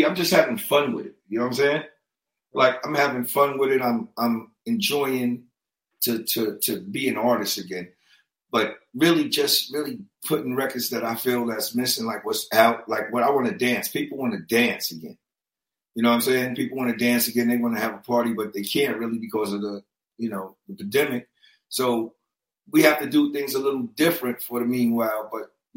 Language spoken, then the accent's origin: English; New York City, New York, United States; also born or lived in Brooklyn; I'm from Brooklyn. I was born in Brooklyn, raised in Queens, Far Rockaway